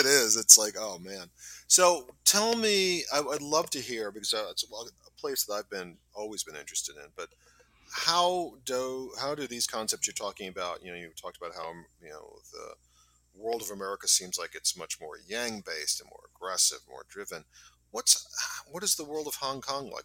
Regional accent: New York City, New York, United States; I'm from Staten Island

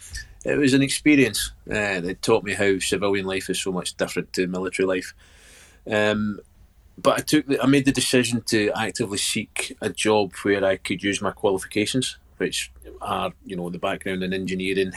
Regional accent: Ayr, Scotland, United Kingdom; moved away as an adult; I found a job back in my hometown of Ayr

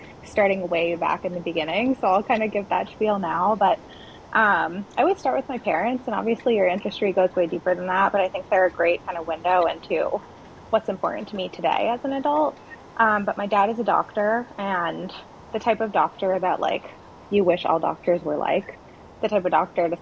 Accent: Hawaii, United States; also born or lived in Madagascar; I was raised primarily in Hawaii, which is, I'd argue, the most unique state

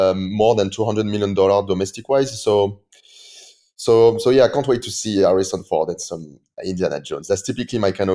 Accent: France; English is a second language; in France, we all love Christopher Nolan

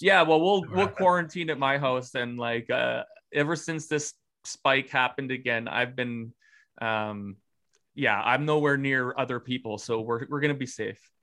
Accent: Regina, Saskatchewan, Canada; the environment that i grew up in in Regina, Saskatchewan

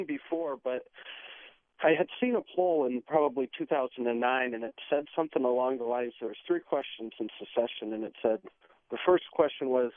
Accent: Iowa, United States; moved away as an adult; now in Washington, D.C., United States; I'm from Iowa originally, and I say in Iowa you grow up doing two things

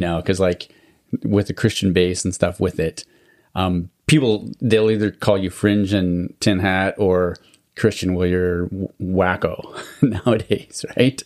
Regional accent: Alberta, Canada; I grew up in Alberta too

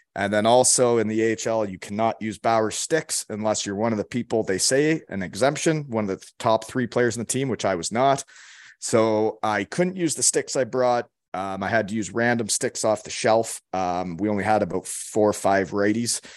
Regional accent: Elmira, Ontario, Canada; moved away as an adult; also born or lived in Georgetown, Ontario; I'm from Elmira, Ontario. Uh, that's where I was, I was born in Georgetown, but we moved to Elmira when I was one

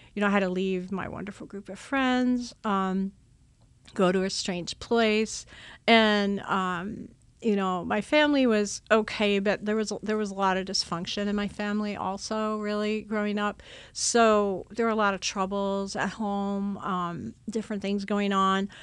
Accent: Long Island, New York, United States; I grew up on Long Island, New York

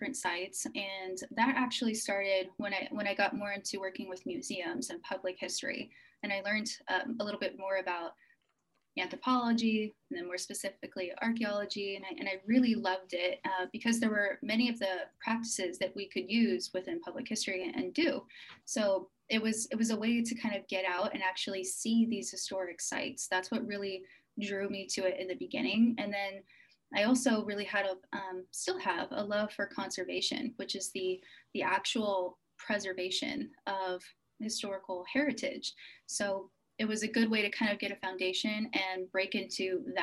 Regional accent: United States; I'm American

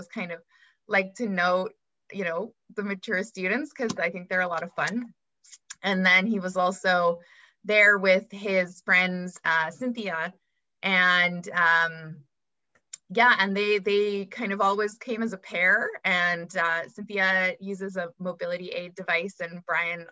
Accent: Calgary, Alberta, Canada; moved away as an adult; now in Vancouver, Canada; I grew up mostly in Calgary

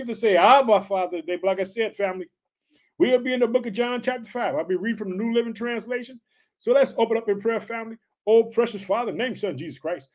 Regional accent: Chicago, Illinois, United States

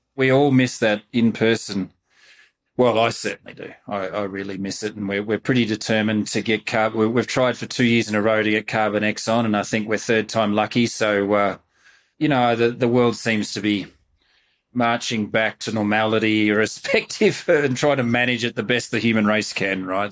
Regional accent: Melbourne, Victoria, Australia; moved away as an adult; now in Reno, United States; growing up in Melbourne

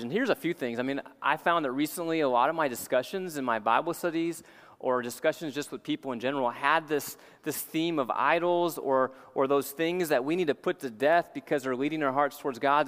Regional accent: New Orleans, Louisiana, United States; as a young kid growing up in New Orleans

